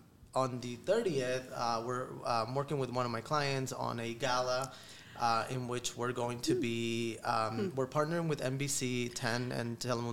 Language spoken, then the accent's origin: English; Florida, United States; now in Philadelphia, United States; I'm not from Philly. I actually grew up in Florida.